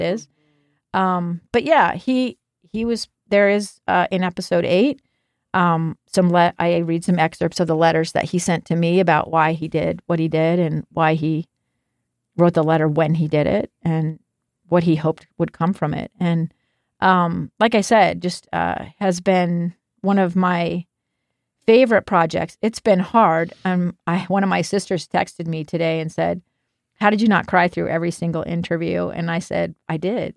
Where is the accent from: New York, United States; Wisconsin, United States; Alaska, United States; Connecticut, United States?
Alaska, United States; now in Salt Lake City, United States; I grew up in Alaska